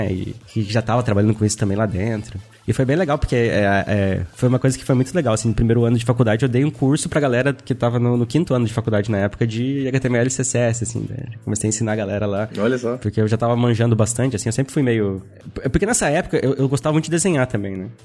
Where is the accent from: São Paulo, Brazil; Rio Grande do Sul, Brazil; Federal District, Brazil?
Rio Grande do Sul, Brazil; Pelotas; born there; also born or lived in Pará / Paraná; eu nasci no Rio Grande do Sul, Pelotas. Olha só. Aí depois a gente morou no Pará, foi pro Pará